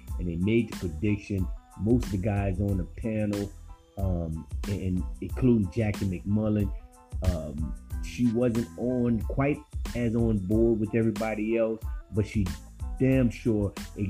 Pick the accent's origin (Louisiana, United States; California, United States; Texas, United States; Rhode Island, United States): Louisiana, United States; New Orleans; My New Orleans Saints, man, my hometown